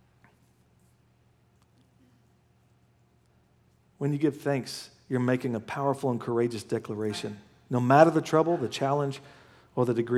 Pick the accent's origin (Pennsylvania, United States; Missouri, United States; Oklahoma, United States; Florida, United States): Oklahoma, United States; moved away; I'm from Oklahoma